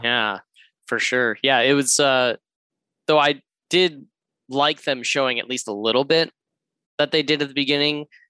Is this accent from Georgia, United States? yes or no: yes; Georgia, United States; moved away as an adult; also born or lived in San Fernando Valley, California; now in Los Angeles, United States; I am from the East Coast, the lovely southern state of Georgia